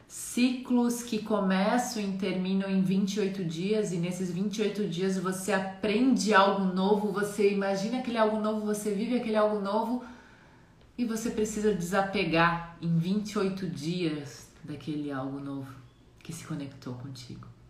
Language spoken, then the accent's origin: Portuguese; Jaraguá do Sul, Santa Catarina, Brazil; also born or lived in Mato Grosso do Sul; nascida no Mato Grosso do Sul, mas fui criada aqui em Santa Catarina. Atualmente eu moro em Santa Catarina, na cidade que eu cresci, que é Jaraguá do Sul